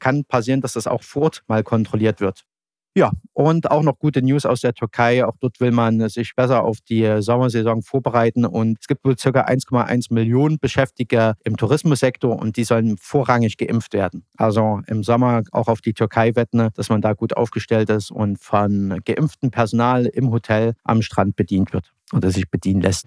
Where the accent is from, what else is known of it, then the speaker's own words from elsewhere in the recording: Saxony, Germany; als Sachse